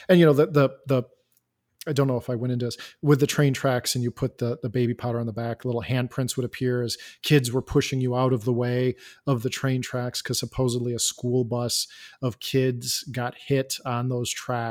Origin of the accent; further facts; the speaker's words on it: Elgin, Illinois, United States; I am from Elgin, Illinois. I grew up in Elgin